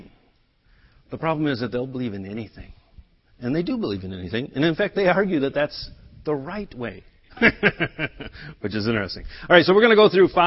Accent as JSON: {"language": "English", "country": "United States", "tie": "born or raised there", "first_language": "English", "said": "I was born in America. I learned English"}